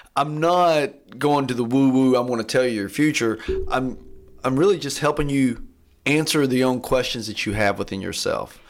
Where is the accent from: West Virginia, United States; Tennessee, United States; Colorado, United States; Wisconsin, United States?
Tennessee, United States; Athens; I grew up here in Athens, and I left w, in my early twenties and just came back